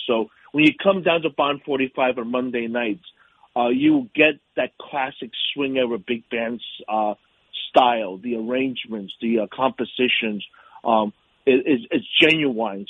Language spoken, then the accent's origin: English; New York City, New York, United States; also born or lived in Pittsburgh, Pennsylvania; I'm a native New Yorker. I, I grew up in Yorkville on the Upper East Side